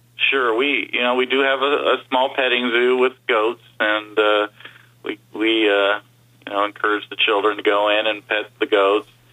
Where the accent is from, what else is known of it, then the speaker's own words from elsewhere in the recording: Burbank, California, United States; moved away as an adult; now in Las Vegas, United States; I grew up in Burbank, California.